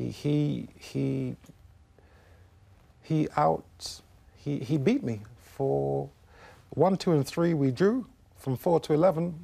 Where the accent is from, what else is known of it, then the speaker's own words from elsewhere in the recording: United Kingdom; I was born in the United Kingdom